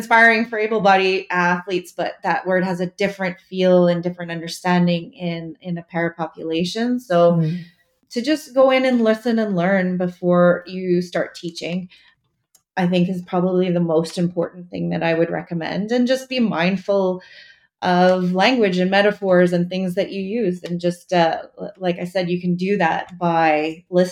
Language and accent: English; Montreal, Quebec, Canada; I'm from Montreal in Canada, and we have special bagels